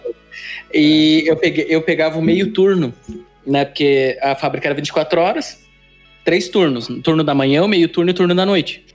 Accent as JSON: {"language": "Portuguese", "town": "Curitiba", "region": "Paraná", "country": "Brazil", "tie": "born or raised there", "said": "eu sou criado no Boqueirão, né? Então a minha infância foi ali"}